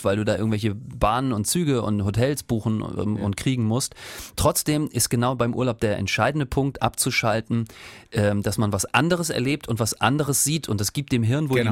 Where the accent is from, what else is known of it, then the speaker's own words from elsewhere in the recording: Rostock, Mecklenburg-Vorpommern, Germany; now in Karlsruhe, Germany; Ich komme ja ursprünglich aus Rostock